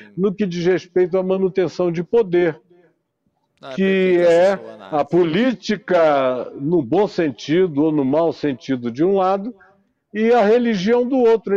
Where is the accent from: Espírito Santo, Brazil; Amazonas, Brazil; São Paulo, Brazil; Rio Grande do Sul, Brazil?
Amazonas, Brazil; Manaus; na minha terra, em Manaus